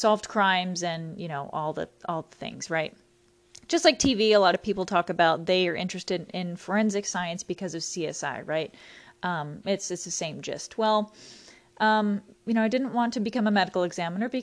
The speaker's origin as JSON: {"language": "English", "region": "Texas", "country": "United States", "said": "I'm originally from Texas, so I decided to go to Sam Houston State because it was pretty close to home"}